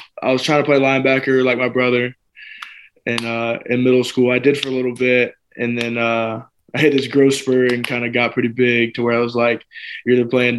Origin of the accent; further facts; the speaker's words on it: Jacksonville, Florida, United States; So I'm from Jacksonville, Florida. I've been born and raised there. To be honest, I've never lived outside of Jacksonville. You know, I love it there. It's where I grew up.